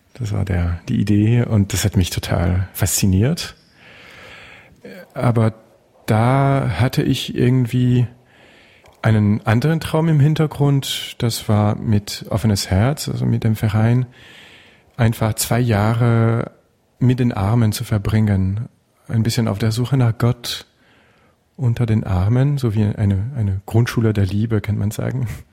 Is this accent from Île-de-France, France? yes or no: no; Touraine, Centre-Val de Loire, France; German is a second language; now in Berlin, Germany; Ich komme aus Frankreich, klar. Ähm, aus der Touraine, einer kleinen Gegend im Zentrum